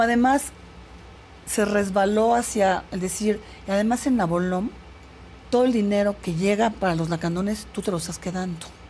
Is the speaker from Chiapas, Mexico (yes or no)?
yes; Comitán, Chiapas, Mexico; also born or lived in England; Yo nací en Comitán.